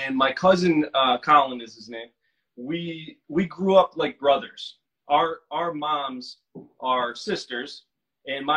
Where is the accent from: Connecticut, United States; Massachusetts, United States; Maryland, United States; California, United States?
Connecticut, United States; Milford; also born or lived in New York; I grew up on the East Coast. I'm an East Coast guy, Connecticut, in a town called Milford, Connecticut